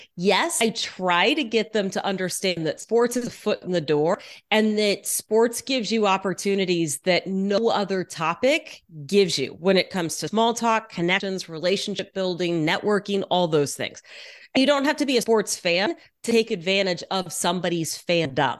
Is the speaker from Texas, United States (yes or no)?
yes; Houston, Texas, United States; moved away as an adult; also born or lived in Dallas, Texas; now in Seattle, United States; I grew up mostly in Texas, in Houston